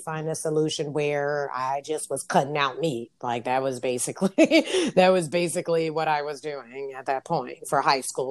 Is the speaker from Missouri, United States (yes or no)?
no; New York, United States; also born or lived in Japan / Barcelona, Spain; I ever knew as an American. Because here in America, especially being in New York